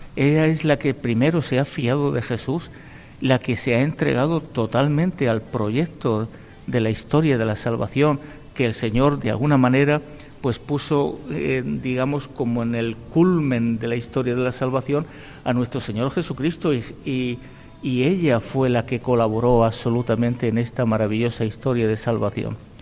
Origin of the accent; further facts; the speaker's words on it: Spain; somos españoles